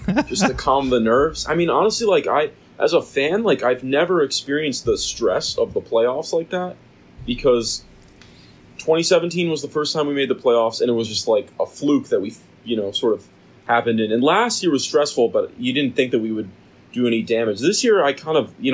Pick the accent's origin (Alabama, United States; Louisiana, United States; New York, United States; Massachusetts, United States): New York, United States; Rochester; I grew up in Rochester, New York, which is upstate, so pretty close to Buffalo